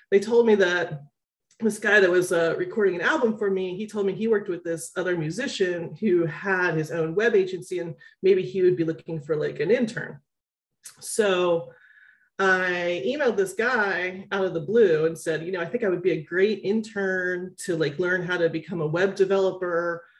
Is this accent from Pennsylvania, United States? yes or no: yes; Philadelphia, Pennsylvania, United States; I'm from Philadelphia, which is a big pharmaceutical hub